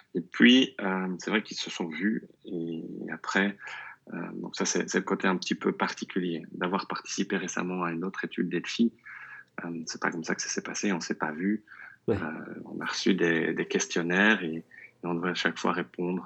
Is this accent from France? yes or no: no; Belgium; first language French; also born or lived in near Brussels (Flemish side); Je suis belge. Euh, je vis euh, tout près de Bruxelles, dans, un petit village euh, du côté néerlandophone